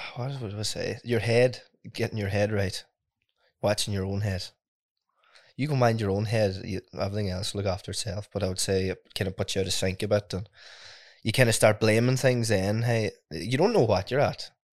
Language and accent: English; Ardara, Ulster, Ireland; I come from Ardra. It's, um, a small rural village southwest, uh, Donegal.